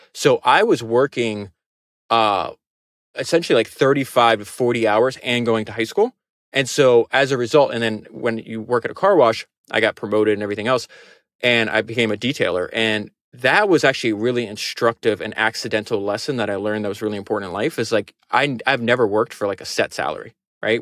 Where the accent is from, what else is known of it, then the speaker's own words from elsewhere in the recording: Florida, United States; I grew up in Florida